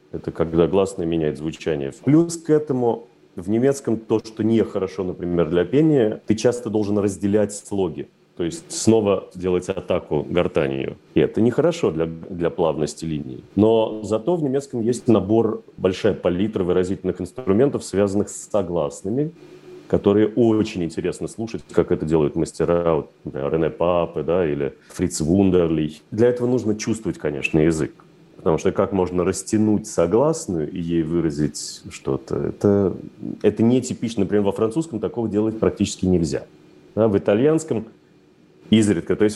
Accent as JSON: {"language": "Russian", "region": "Moscow", "country": "Russia", "tie": "born or raised there", "said": "потому что, когда мы росли в Москве, естественно, немецкий язык ассоциировался исключительно с фразой «Хендехох» и «Гитлер капут»"}